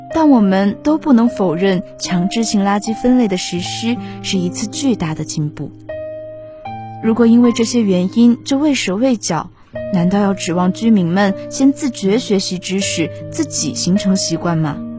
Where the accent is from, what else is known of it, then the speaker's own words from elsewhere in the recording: Chongqing, China; moved away as an adult; now in Nanjing, China; 来自重庆